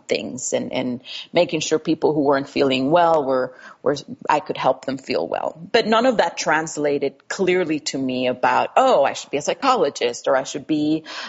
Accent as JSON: {"language": "English", "country": "Costa Rica", "tie": "born or raised there", "second_language": "English", "moved": "yes", "said": "I grew up in Costa Rica with a German father, a Costa Rican mother, and going to a trilingual school. So I learned English in early high school"}